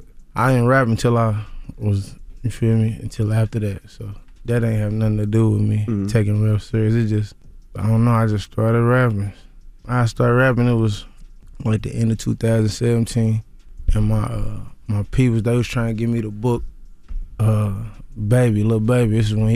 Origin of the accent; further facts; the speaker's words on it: Louisville, Kentucky, United States; I'm from Louisville, Kentucky.